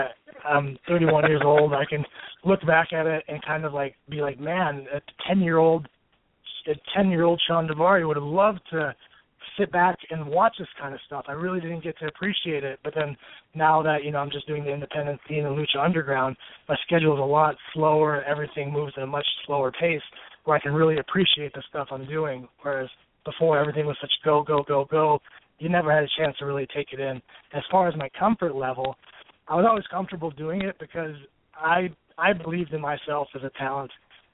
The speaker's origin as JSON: {"language": "English", "country": "United States", "said": "I'm an American."}